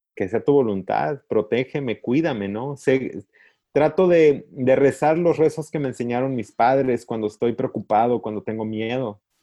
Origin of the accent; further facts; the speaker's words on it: Encarnación de Díaz, Jalisco, Mexico; now in United States; Yo crecí en un pueblo chiquito donde casi cada familia tiene un sacerdote. Sí. O sea, los Altos de Jalisco